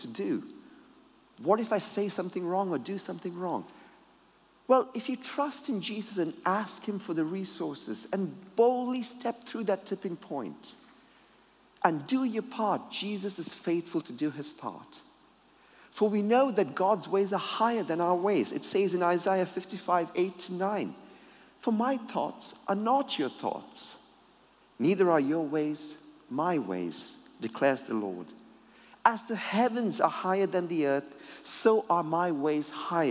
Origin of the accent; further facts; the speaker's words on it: Sydney, New South Wales, Australia; I grew up in Sydney, Australia